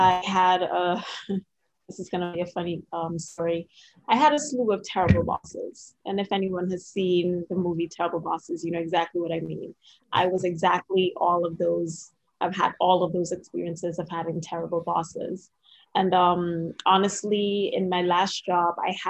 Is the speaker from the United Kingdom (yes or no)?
no; Trinidad & Tobago; now in Washington, D.C., United States; If you hear a little bit of an accent, it's because I'm originally from Trinidad and Tobago